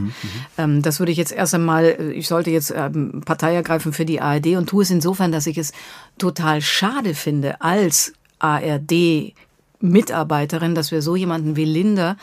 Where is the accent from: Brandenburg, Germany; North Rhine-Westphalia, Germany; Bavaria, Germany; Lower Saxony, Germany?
Bavaria, Germany; also born or lived in Munich; now in Berlin, Germany; Ich komme aus Bayern.